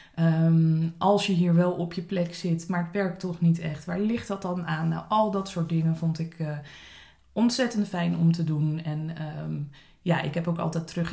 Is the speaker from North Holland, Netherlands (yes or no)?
no; Dordrecht, South Holland, Netherlands; moved away as an adult; also born or lived in Zwijndrecht / Leiden / South Africa; now in Scheveningen, Netherlands; ik ben eh, geboren in Zwijndrecht, op mijn eerste in Dordrecht gaan wonen. Op mijn achttiende besloten mijn ouders dat ze naar Scheveningen wilden verhuizen.